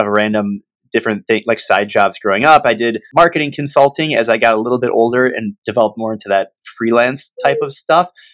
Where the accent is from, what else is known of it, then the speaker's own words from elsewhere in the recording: Michigan, United States; born and raised in Michigan